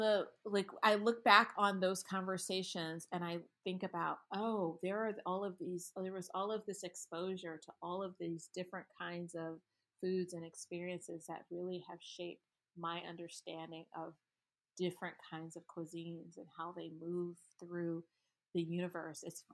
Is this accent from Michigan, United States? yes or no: yes; Michigan, United States; I grew up in Michigan around a lot of Middle Eastern people